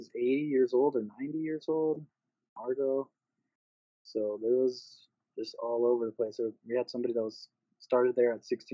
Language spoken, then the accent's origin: English; Douglas, Arizona, United States; I grew up in Douglas, Arizona.